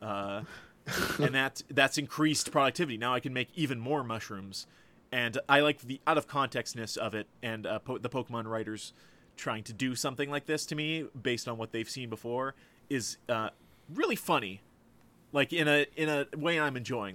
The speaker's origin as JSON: {"language": "English", "country": "Canada", "said": "as a Canadian"}